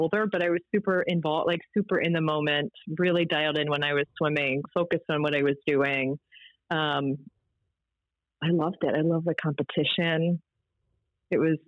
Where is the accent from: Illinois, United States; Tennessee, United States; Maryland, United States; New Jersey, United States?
Maryland, United States; Baltimore; also born or lived in Towson, Maryland / Whiteford, Maryland; I grew up in Baltimore. It was a lacrosse town